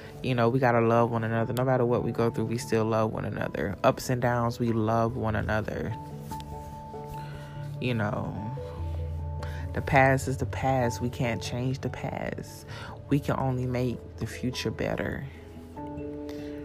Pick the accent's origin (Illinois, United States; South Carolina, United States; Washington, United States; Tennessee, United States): South Carolina, United States; moved away; also born or lived in Florida; I'm back in South Carolina. I'm at my mom's house right now